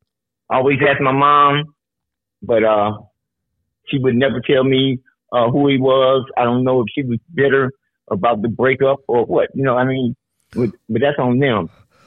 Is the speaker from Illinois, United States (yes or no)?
yes; Chicago, Illinois, United States; born or raised there